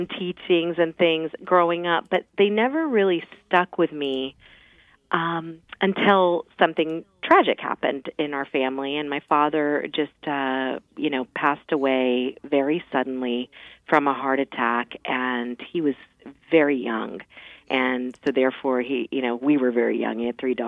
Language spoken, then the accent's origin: English; Mount Vernon, Virginia, United States; I grew up in Mount Vernon